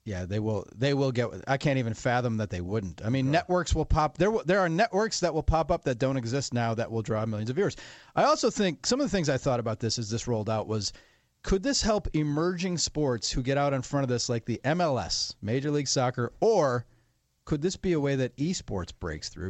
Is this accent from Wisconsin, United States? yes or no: yes; Wisconsin, United States; my home state Wisconsin